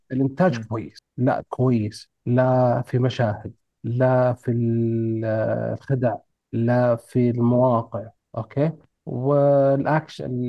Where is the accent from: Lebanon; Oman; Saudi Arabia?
Saudi Arabia; عندنا في السعوديه